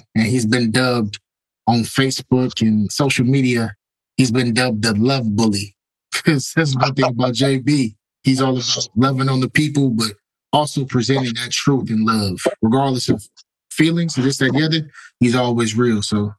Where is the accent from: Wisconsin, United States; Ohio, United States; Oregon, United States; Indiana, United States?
Ohio, United States; Cleveland; we're both from Northeast Ohio. He's from Youngstown. I'm from Cleveland.